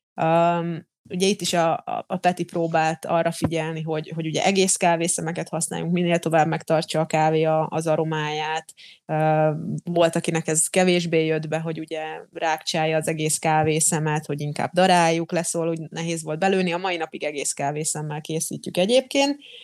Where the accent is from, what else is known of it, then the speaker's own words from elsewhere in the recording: Slovakia; first language Hungarian; én felvidéki magyar vagyok